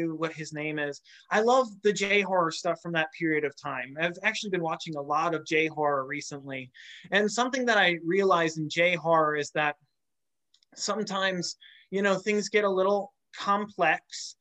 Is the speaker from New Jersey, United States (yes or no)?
no; St. Louis, Missouri, United States; I grew up in St. Louis